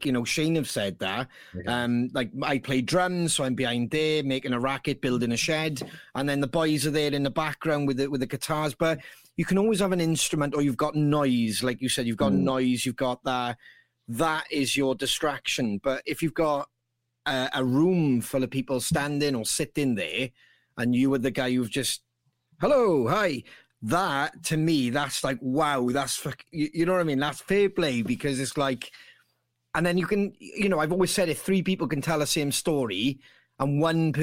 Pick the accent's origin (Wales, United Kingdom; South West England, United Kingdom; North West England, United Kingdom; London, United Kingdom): Wales, United Kingdom; Bridgend; we're from Bridgend. So we were leaving Bridgend, going over the bridge